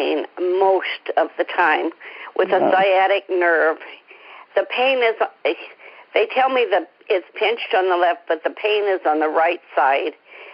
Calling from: East Bay, California, United States; I'm calling in from the East Bay area in California.

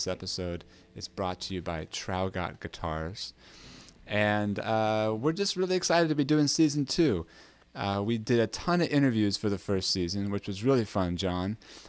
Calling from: Brooklyn, New York, United States; I'm coming from Brooklyn, New York.

